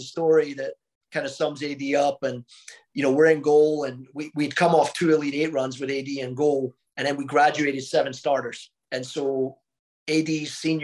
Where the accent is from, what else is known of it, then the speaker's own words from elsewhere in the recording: Scotland, United Kingdom; also born or lived in Mobile, Alabama; now in Oklahoma, United States; I'm a Scottish guy